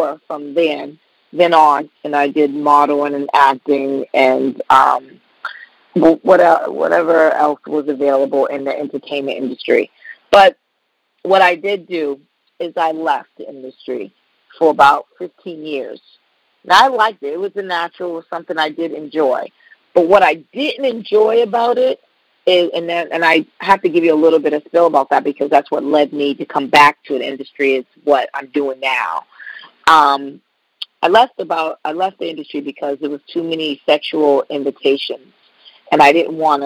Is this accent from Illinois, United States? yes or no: no; Boston, Massachusetts, United States; moved away as an adult; now in Indiana, United States; I'm from Boston, so I moved to Indiana